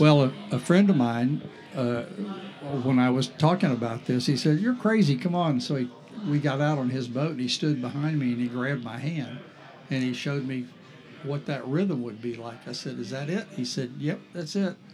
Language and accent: English; St. Augustine, Florida, United States; growing up in St. Augustine was a totally different town at that point